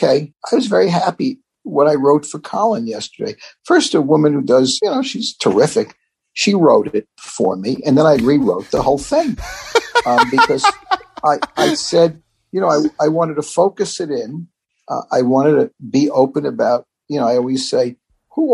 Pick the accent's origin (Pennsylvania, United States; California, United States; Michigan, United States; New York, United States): New York, United States; New York City; I grew up in the Bronx